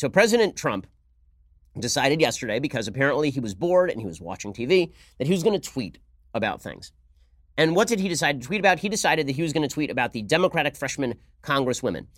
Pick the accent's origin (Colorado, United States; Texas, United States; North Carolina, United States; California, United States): California, United States; Los Angeles; my hometown of Los Angeles